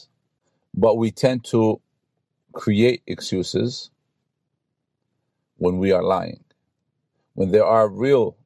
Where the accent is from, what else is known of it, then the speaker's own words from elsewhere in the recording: New York City, New York, United States; I grew up in New York City, Brooklyn, so we had to take the bus or the train to go to school